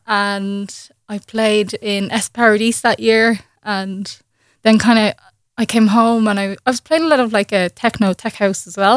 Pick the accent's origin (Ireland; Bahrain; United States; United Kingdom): Ireland; I had got my first gig in, in Ireland that summer, um, just in my hometown